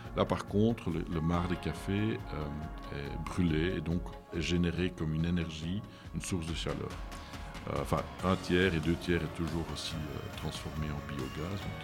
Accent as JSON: {"language": "French", "town": "Leuven", "region": "Flanders", "country": "Belgium", "tie": "born or raised there", "also_born_or_lived": "Lille, France", "second_language": "French", "said": "je suis né à Leuven, euh, je suis flamand d'origine"}